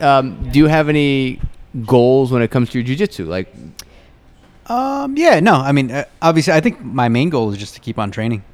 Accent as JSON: {"language": "English", "region": "New York", "country": "United States", "moved": "yes", "said": "I'm originally from New York"}